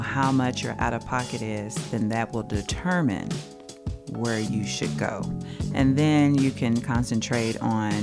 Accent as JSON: {"language": "English", "region": "Kentucky", "country": "United States", "tie": "born or raised there", "said": "I'm from Kentucky, Bluegrass"}